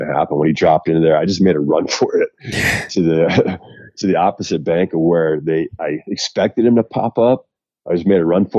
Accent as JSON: {"language": "English", "region": "central Wisconsin", "country": "United States", "tie": "born or raised there", "moved": "yes", "lives_now": "Colorado, United States", "said": "Wisconsin, my hometown area, kind of central Wisconsin"}